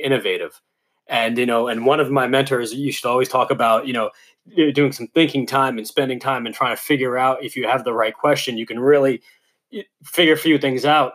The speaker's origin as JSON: {"language": "English", "region": "New York", "country": "United States", "tie": "born or raised there", "said": "Growing up in New York"}